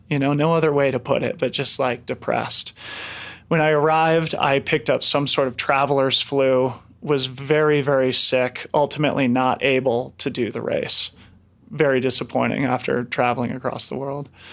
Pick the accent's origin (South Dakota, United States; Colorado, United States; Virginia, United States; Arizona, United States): Colorado, United States; Boulder; who I grew up with here in Boulder